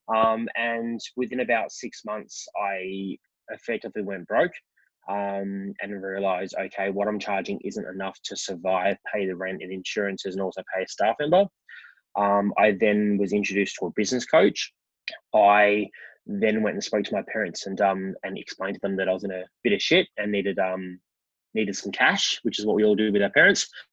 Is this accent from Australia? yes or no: yes; Melbourne, Victoria, Australia; I grew up in Melbourne, um, in the western suburbs